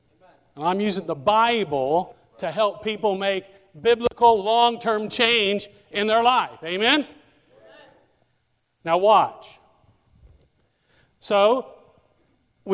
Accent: Indiana, United States; moved away; I grew up in Indiana

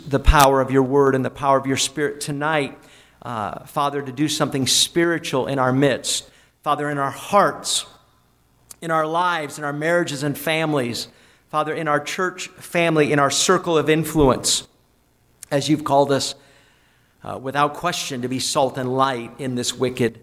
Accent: New Hampshire, United States; when I was in high school growing up in New Hampshire

